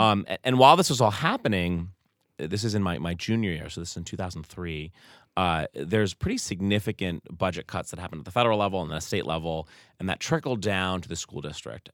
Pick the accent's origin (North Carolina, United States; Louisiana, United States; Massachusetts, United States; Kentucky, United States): Massachusetts, United States; Truro; growing up in Truro